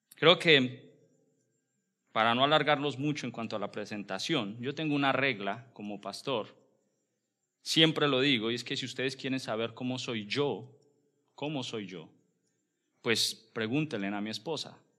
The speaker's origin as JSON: {"language": "Spanish", "country": "Colombia", "said": "como buen colombiano, buen hispano que somos"}